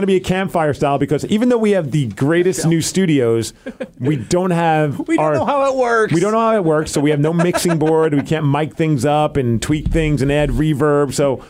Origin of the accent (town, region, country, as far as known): New York, United States; born or raised there; moved away as an adult; now in Seattle, United States